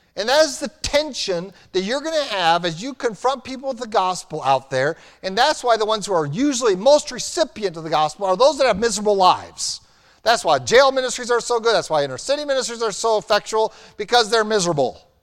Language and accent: English; United States; we were raised in America